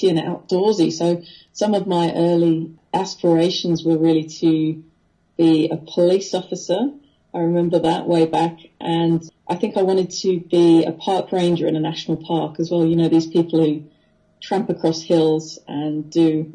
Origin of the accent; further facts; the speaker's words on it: Wethersfield, East of England, United Kingdom; now in Australia; I grew up amongst nature. And we lived in a little village called Wethersfield, which is just north of London